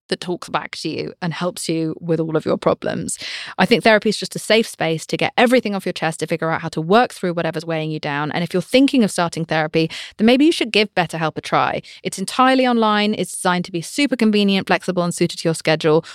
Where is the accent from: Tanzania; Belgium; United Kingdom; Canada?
United Kingdom; I'm British